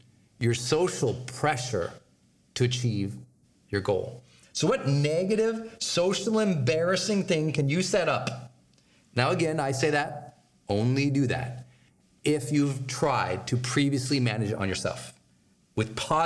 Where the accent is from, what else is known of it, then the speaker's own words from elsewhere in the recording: Montana, United States; I'm from Montana where there are farm animals